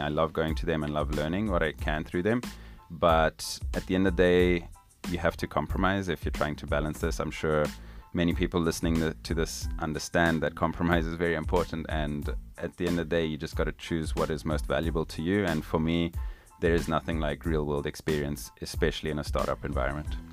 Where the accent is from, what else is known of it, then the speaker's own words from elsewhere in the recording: Zimbabwe; moved away as an adult; now in United States; I was born and raised in Zimbabwe, which is a little country down in southern Africa